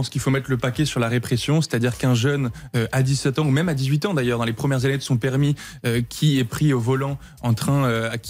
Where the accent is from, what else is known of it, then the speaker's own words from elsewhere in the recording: Tarn, Occitania, France; Moi, je viens du Tarn, un département rural